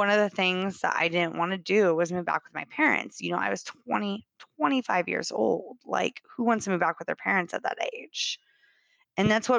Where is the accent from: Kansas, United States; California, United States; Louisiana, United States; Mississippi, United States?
Kansas, United States; moved away as an adult; now in Austin, United States; So I grew up in Kansas. I lived there for 26 years. I moved here in Austin 4 years ago